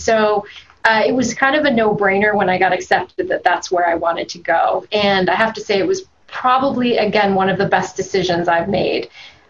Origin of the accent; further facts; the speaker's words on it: South Florida, United States; I grew up in South Florida, and I went to a small private school